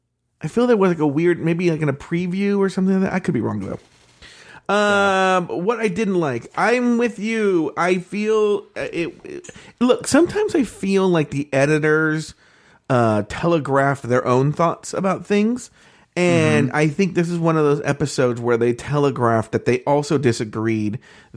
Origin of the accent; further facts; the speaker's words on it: New York City, New York, United States; Because I'm from New York City, and when we represent, I go home better than anybody.